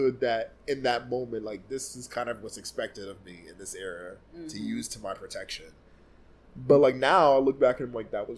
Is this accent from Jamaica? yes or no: yes; Jamaica; As a Jamaican